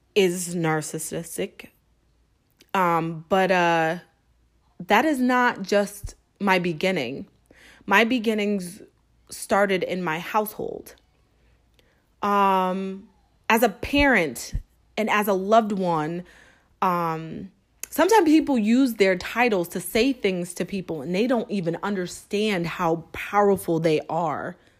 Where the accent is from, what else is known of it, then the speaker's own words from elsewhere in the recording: Springfield, Massachusetts, United States; moved away; Springfield, Massachusetts. Yes, my hometown